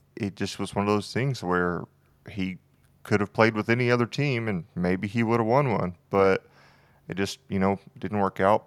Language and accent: English; near Houston, Texas, United States; I grew up near Houston, so all of my family likes the Texans